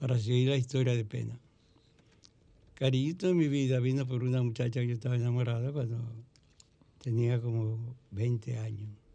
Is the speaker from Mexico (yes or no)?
no; Mao, Valverde, Dominican Republic; mi pueblo que va a Valverde Mao